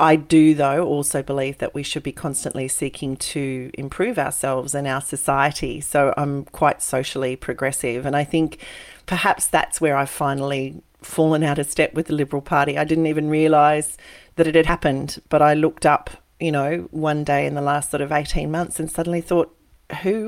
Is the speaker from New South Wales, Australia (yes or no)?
yes; Coonabarabran, New South Wales, Australia; moved away; born and bred in Coonabarabran, which is 6.5 hours northwest of Sydney